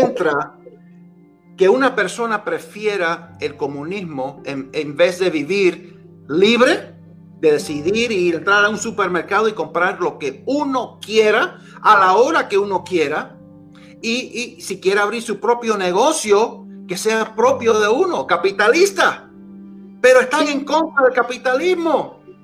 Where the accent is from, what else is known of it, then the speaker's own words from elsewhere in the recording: Miami, Florida, United States; also born or lived in New York; Nací en Nueva York, criado en Miami